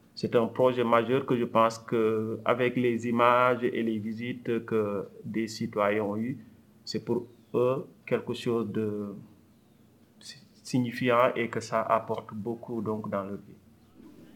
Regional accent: Senegal; also born or lived in France; now in Montreal, Canada; Je suis né au Sénégal, j'ai fait mes études en France et je suis arrivé au pays, euh, le Québec, en 2007

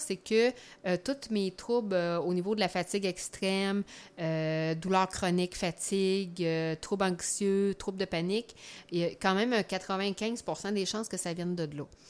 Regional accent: Quebec City, Quebec, Canada; accent: Beauceron; now in Chaudière-Appalaches, Canada; je suis native dans le fond de Québec, mais ça fait des années que je reste en Chaudière-Appalaches, là, sur la rive sud

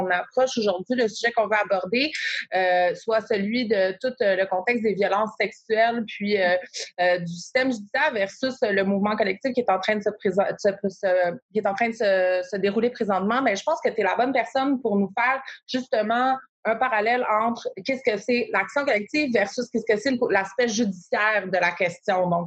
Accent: Quebec, Canada; accent: Québécois; je suis désolée de prononcer le nom avec mon petit accent québécois.

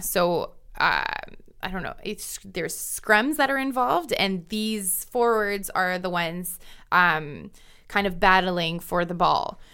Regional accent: Ontario, Canada; there's a club in my home, you know, in my hometown. There's a bunch of clubs across Ontario

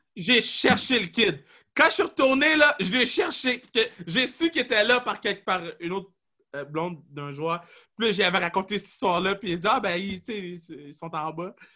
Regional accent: Quebec, Canada; Je suis québécois, je suis né ici c'est inné

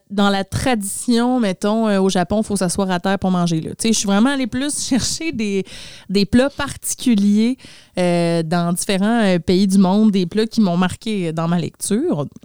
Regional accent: Sweden; accent: Swedish; French is a second language; Donc, pour les besoins de la chronique, je vais enlever mon accent suédois et je vais dire le surströmming le mieux possible, OK?

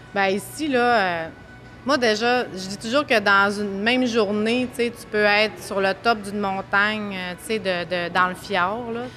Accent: Saint-Henri-de-Taillon, Quebec, Canada; now in Saguenay, Canada; je suis originaire du lac Saint-Jean, à Saint-Henri-de-Taillon

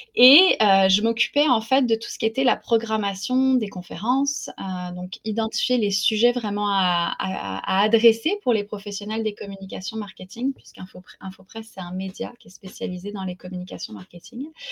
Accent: France; moved away as an adult; now in Quebec, Canada; je ne suis pas québécoise, je suis, euh, je française. J'ai émigré au Québec en 2002

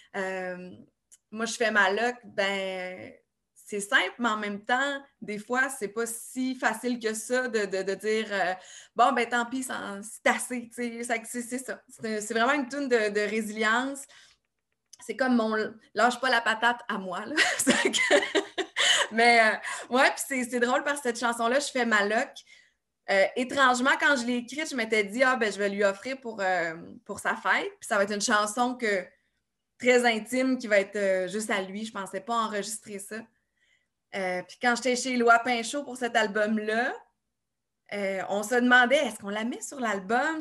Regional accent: Saint-Tite, Quebec, Canada; je suis arrivée euh, chez nous à Saint-Tite

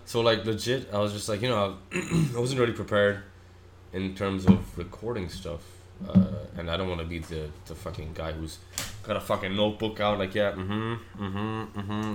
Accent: Australia; moved away; also born or lived in Pakistan; growing up in Australia

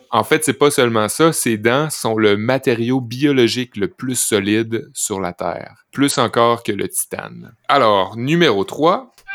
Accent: Saint-Fé, Quebec, Canada; Quand j'étais jeune à Saint-Fé

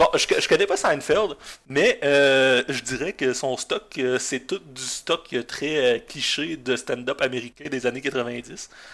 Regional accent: Gaspé, Quebec, Canada; moved away as an adult; also born or lived in Chandler / Sainte-Anne-des-Monts; j'ai grandi en Gaspésie

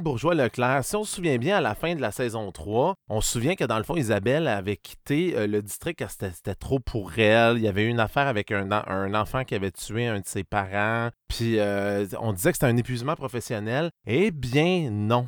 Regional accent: Saguenay, Quebec, Canada; je viens du Saguenay

